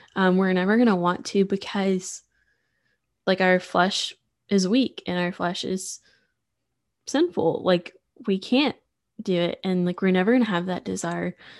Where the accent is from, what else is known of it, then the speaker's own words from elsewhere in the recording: Sulphur Springs, Texas, United States; also born or lived in Waco, Texas; I'm from Sulphur Springs, which is super small, um, East Texas